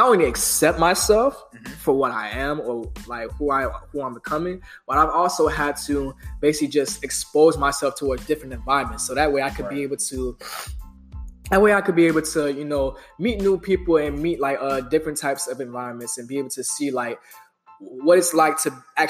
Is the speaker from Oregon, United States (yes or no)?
no; Pompano Beach, Florida, United States; I'm from Pompano Beach, Florida